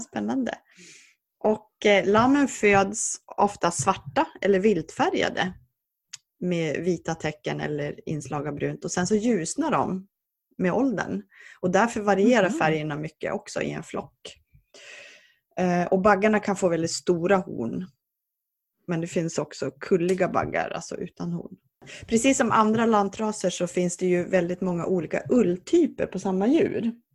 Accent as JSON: {"language": "Swedish", "region": "Jämtland", "country": "Sweden", "moved": "yes", "said": "dels så kommer jag från Jämtland"}